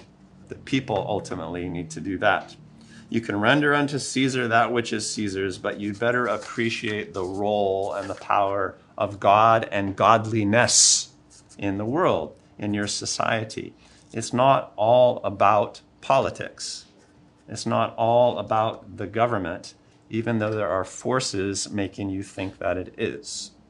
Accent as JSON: {"language": "English", "country": "United States", "said": "I'm very American that way."}